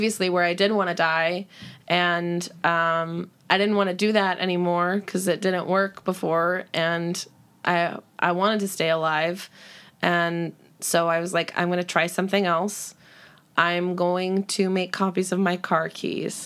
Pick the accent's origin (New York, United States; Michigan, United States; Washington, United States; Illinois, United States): Washington, United States; Everett; I grew up in like in South Everett, which is like 40 minutes outside of Seattle.